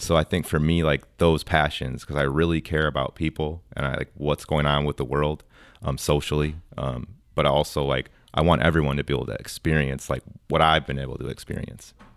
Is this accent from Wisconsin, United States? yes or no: yes; Wisconsin, United States; moved away as an adult; now in Texas, United States; I was born and raised in Wisconsin